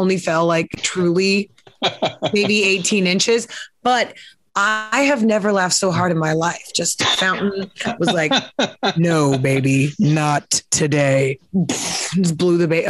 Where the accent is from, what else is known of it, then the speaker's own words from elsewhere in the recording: Kansas City, Missouri, United States; I'm from Kansas City. It's the city of fountains